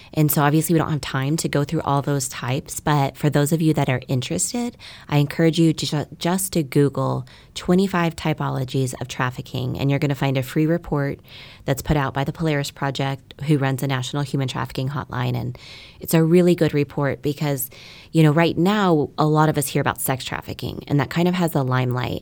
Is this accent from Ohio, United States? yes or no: no; Keller, Texas, United States; also born or lived in Dallas, Texas; I was born in Dallas, Texas. My family moved to Keller, which is a small, safe, quiet suburb of Fort Worth when I was five years old